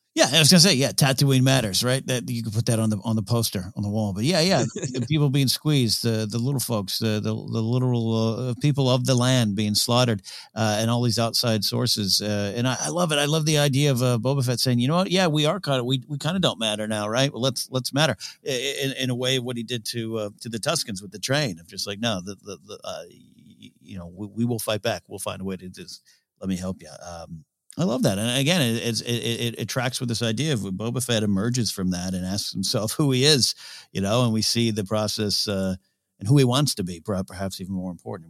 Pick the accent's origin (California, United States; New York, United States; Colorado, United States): California, United States; Pismo Beach; I grew up on the sand. Uh, the beach is there so, so, uh, close to me in my hometown of Pismo Beach